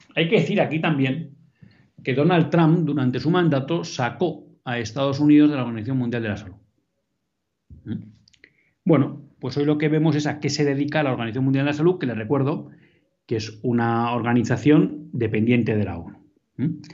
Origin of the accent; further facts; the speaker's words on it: Bilbao, Basque Country, Spain; En Bilbao, mi tierra.